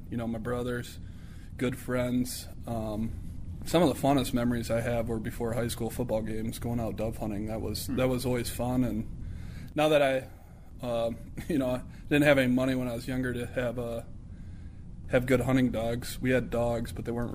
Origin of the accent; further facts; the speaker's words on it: Parkston, South Dakota, United States; moved away; I couldn't imagine growing up anywhere else. Still to this day, I got a big following in my hometown